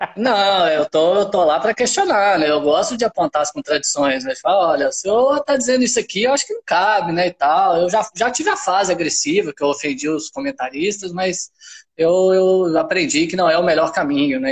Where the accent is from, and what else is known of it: Minas Gerais, Brazil; accent: mineiro; moved away as an adult; also born or lived in Pará; now in Belém, Brazil